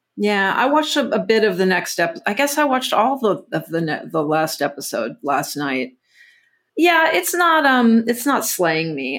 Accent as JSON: {"language": "English", "region": "Texas", "country": "United States", "tie": "born or raised there", "said": "growing up in Texas"}